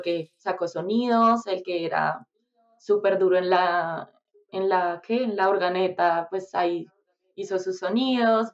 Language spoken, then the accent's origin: Spanish; Bogotá, Colombia; moved away; soy de Bogotá soy de Bogotá, Colombia